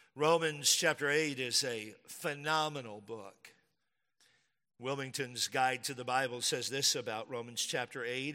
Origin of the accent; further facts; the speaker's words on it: Texas, United States; I'm from Texas.